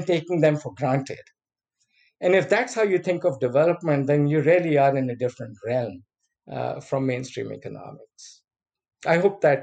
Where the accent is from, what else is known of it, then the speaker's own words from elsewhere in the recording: Pakistan; moved away as an adult; I came from Pakistan